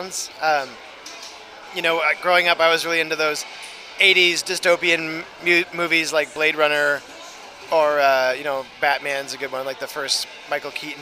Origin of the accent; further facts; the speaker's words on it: Toronto, Ontario, Canada; also born or lived in Ottawa; I grew up in Toronto and my family and, you know, childhood friends are all still there